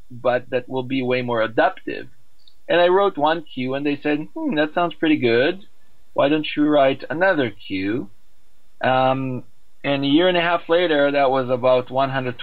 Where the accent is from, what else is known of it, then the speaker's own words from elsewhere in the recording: Israel; I grew up in Israel